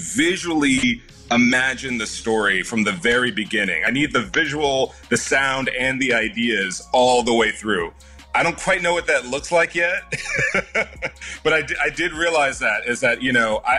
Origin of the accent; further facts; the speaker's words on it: Houston, Texas, United States; moved away; I was born there, born and raised in Houston